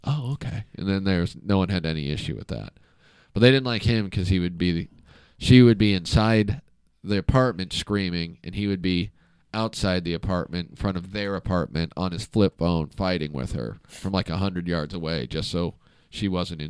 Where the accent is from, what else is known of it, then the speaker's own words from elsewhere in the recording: New Hampshire, United States; I grew up in New Hampshire. I went to the same high school as Joe Biden's kids.